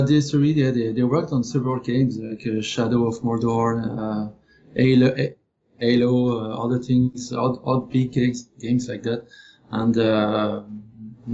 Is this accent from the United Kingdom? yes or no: no; France; moved away as an adult; also born or lived in Paris, France; now in Montreal, Canada; So I am from France. I studied my 3D art school in Paris. I came here in Montreal in 2010